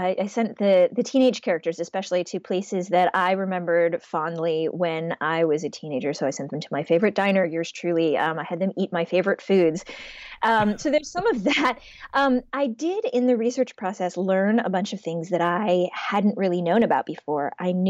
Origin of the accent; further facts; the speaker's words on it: Shaker Heights, Ohio, United States; I think of Ohio as being my home state. That's where mm-hmm. I spent my my adolescence.